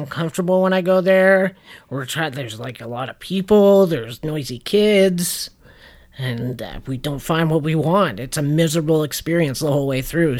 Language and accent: English; Canada; we're Canadian